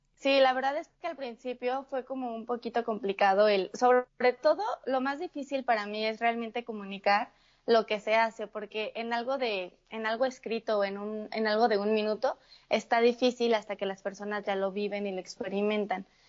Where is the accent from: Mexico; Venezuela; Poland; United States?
Mexico; Morelia, Michoacán; yo soy de una ciudad que se llama Morelia, eh, dentro de México